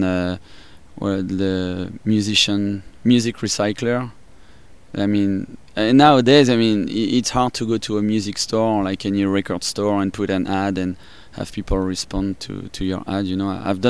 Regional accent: Paris, Île-de-France, France; accent: French; English is a second language; moved away as an adult; now in United States; I'm from France, and from Paris. I grew up in Paris, and I moved out here 12 years ago. That's why my accent is like that. French

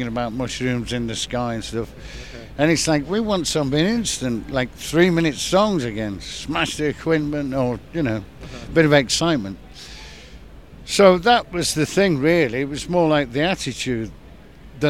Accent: Manchester, North West England, United Kingdom

